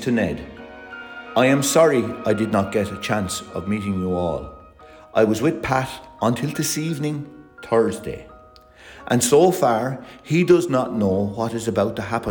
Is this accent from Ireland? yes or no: yes; Ireland; We're all Irish